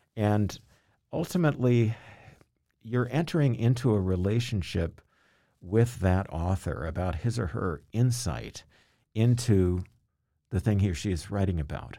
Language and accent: English; Louisville, Kentucky, United States; moved away as an adult; also born or lived in Massachusetts; I grew up in Kentucky, in Louisville, Kentucky